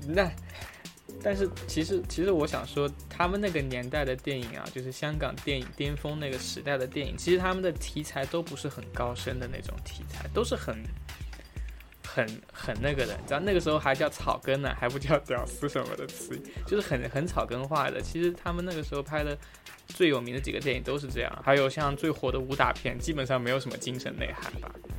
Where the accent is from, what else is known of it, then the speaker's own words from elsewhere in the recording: Hangzhou, Zhejiang, China; accent: Hangzhou accent; 我说的是正宗的杭州腔